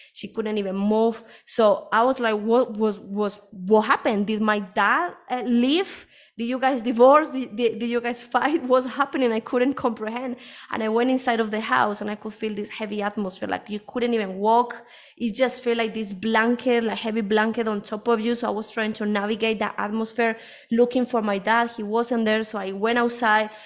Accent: Spain; moved away as an adult; also born or lived in United Kingdom; now in Colombia; I was born here in Colombia. This is where I am at the moment. Um, but when I was a, around five or six years, I, uh, my family moved, my mom moved to Spain

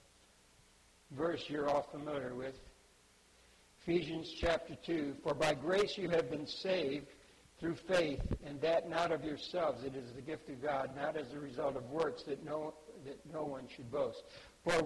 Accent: Budapest, Hungary; I was born in Budapest, Hungary

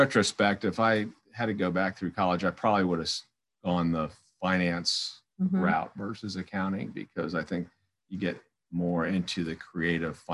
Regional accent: South Florida, United States; moved away as an adult; also born or lived in Louisville, Kentucky / Melbourne, Florida; born and raised in South Florida

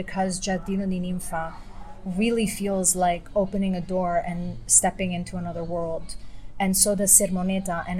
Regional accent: California, United States; moved away as an adult; now in Rome, Italy; I was growing up in California

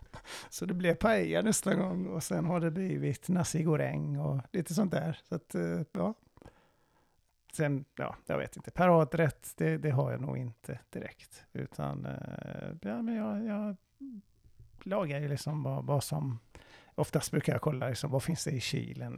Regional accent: Iran; Swedish is a second language; now in Sweden; jag är iranier

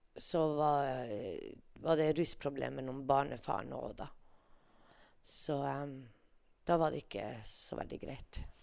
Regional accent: Tana, Finnmark, Norway; jeg er født og oppvokst i Tana, oppe i Finnmark, Øst-Finnmark.

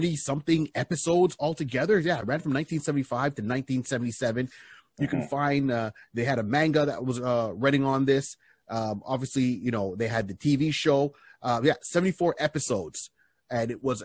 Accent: Quebec, Canada; growing up in Quebec, we didn't have the English version

